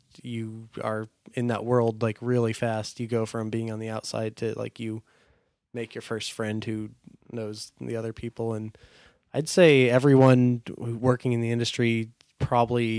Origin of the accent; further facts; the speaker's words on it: Phoenix, Arizona, United States; I grew up in Phoenix.